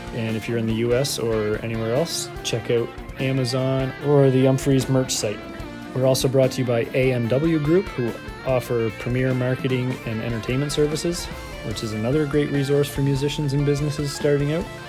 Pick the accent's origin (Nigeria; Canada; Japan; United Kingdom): Canada; we're from Canada.